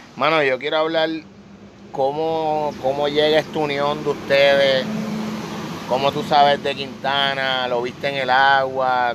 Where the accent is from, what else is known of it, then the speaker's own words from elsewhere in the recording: Puerto Rico; yo soy ciudadano de Boricua, ¿verdad? Soy puertorriqueño